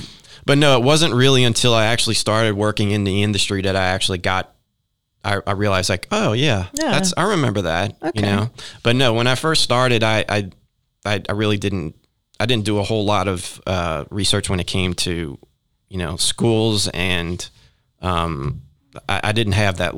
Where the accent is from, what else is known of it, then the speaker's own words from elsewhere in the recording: New Orleans, Louisiana, United States; The public schools were never really great in New Orleans.